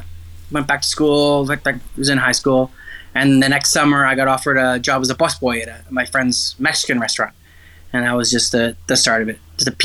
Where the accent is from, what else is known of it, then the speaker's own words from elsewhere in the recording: Ontario, Canada; And I was, you know, a kid growing up in Ontario.